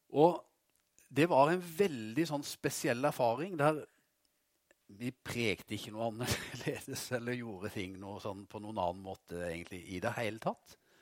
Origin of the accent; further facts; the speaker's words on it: Vegårshei, Agder, Norway; hjemme på Vegårshei